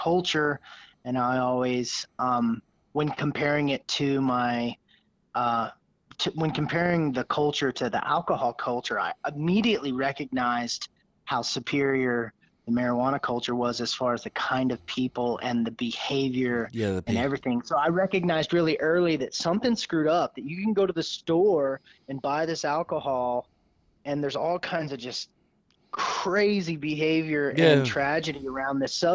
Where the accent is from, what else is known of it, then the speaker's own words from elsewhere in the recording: Northeast Texas, United States; we're through and through Texans. We were raised here in Northeast Texas